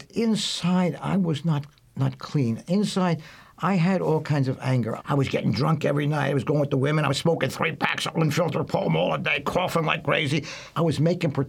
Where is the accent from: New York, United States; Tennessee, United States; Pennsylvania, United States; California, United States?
Pennsylvania, United States; Philadelphia; I grew up in Philadelphia in a Jewish neighborhood.